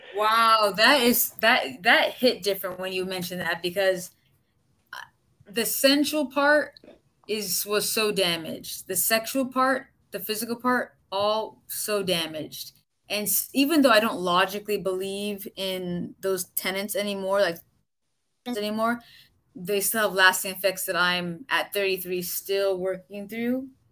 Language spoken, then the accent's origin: English; Florida, United States; I'm originally from Florida